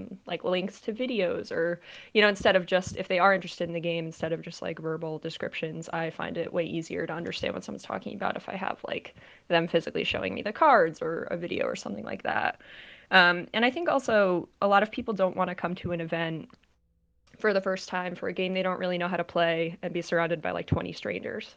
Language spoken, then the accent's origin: English; Connecticut, United States; now in New Jersey, United States; I'm from Connecticut